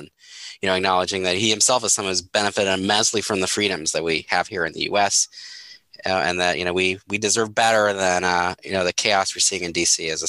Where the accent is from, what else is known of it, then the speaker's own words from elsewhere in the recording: Minneapolis, Minnesota, United States; here in my hometown of Minneapolis